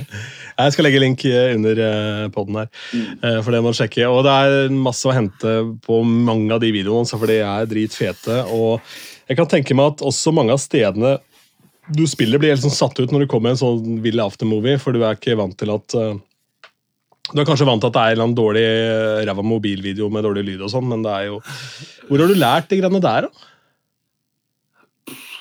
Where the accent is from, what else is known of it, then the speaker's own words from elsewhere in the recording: Askim, Østfold, Norway; første radiokanalen jeg jobba for noen gang, hjemme i Askim, Radio City